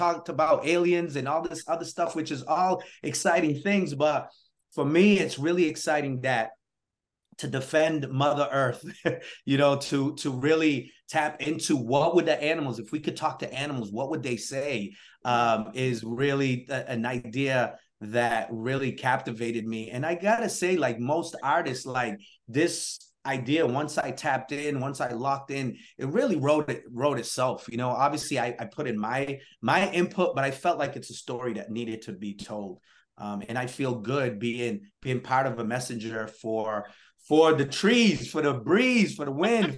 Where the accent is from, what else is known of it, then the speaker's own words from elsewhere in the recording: New Bedford, Massachusetts, United States; also born or lived in Guinea-Bissau; I grew up in New Bedford, Massachusetts